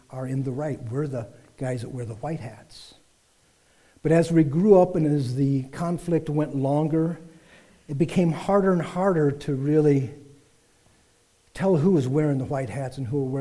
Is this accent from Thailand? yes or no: no; small Iowa town, United States; we had a pretty idyllic life in that pastoral small Iowa town